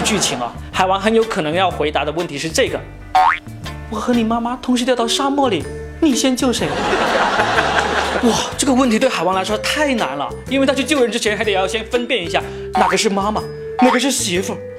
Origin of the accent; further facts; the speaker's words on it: Guangdong, China; 这些海洋生物在我们广东人眼中呢，分为两种，第一种呢是吃过的，第二种呢是吃不到的